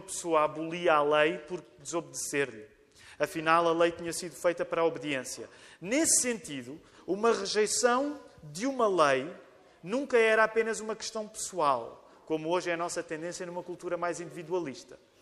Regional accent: Portugal; nós portugueses

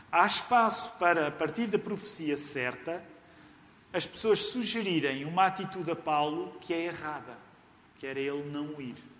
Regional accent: Amadora, Lisbon, Portugal; eu cresci na Amadora

